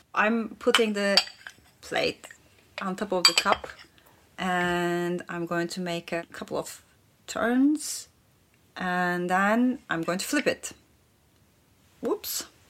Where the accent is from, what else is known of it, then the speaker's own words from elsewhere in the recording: Turkey; now in London, United Kingdom; I'm from Turkey originally, and now I'm living in London.